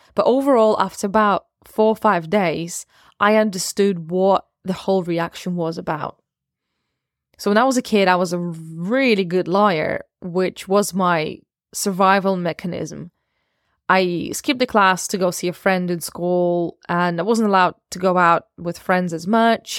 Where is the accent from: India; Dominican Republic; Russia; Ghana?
Russia; also born or lived in Ukraine; I was born in Ukraine and raised in Russia.